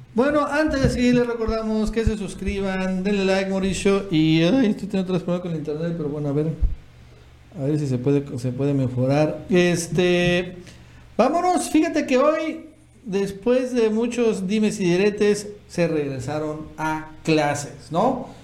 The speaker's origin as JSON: {"language": "Spanish", "region": "Tabasco", "country": "Mexico", "said": "nosotros que somos de Tabasco"}